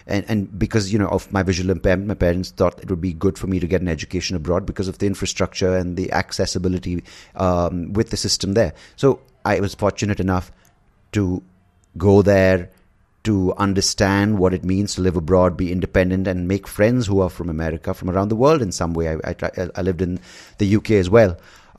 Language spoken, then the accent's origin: English; India; also born or lived in United States / Swansea, Wales; I was born in India, I grew up in India